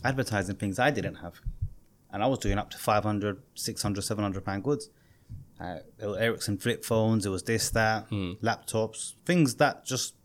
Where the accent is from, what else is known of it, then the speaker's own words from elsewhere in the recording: Ilford, London, United Kingdom; I was this Bengali kid that nobody in Ilford liked